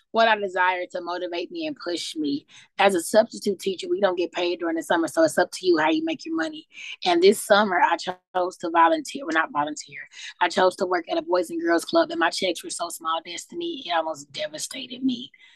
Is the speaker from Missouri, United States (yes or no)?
yes; St. Louis, Missouri, United States; moved away as an adult; now in Louisville, United States; I was born and raised in St. Louis, Missouri